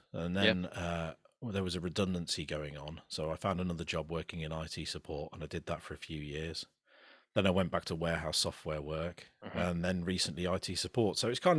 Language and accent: English; Rugby, West Midlands, United Kingdom; And I'm from Rugby in the Midlands.